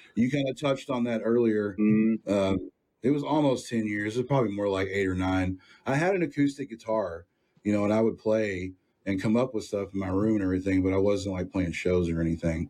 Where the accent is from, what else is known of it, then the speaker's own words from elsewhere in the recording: Sunnyvale, Texas, United States; I grew up in Sunnyvale